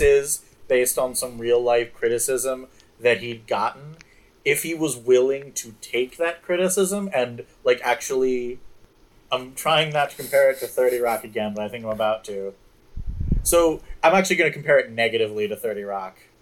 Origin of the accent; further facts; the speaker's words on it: Anchorage, Alaska, United States; I grew up in Anchorage